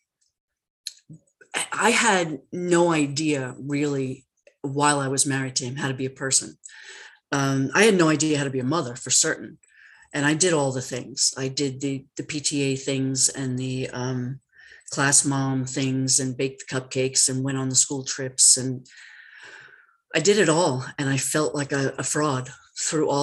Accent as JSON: {"language": "English", "town": "New York City", "region": "New York", "country": "United States", "tie": "born or raised there", "said": "I grew up in New York. I'm a Brooklyn baby."}